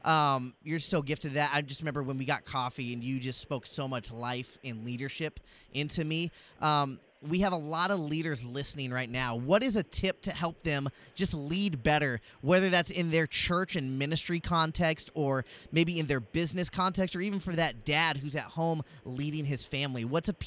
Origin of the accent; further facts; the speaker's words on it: Southern California, United States; And then I'm from Southern California, so